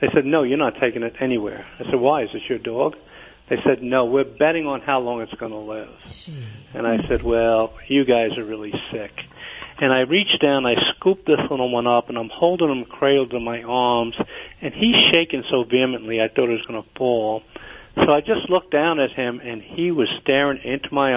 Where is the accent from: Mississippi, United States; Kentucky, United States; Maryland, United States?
Kentucky, United States; moved away as an adult; also born or lived in New York; I'm originally from Kentucky